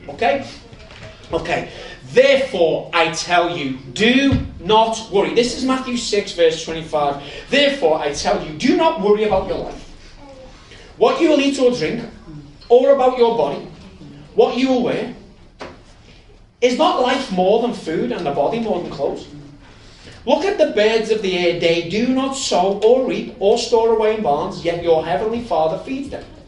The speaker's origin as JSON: {"language": "English", "town": "Liverpool", "region": "North West England", "country": "United Kingdom", "said": "I'm from Liverpool"}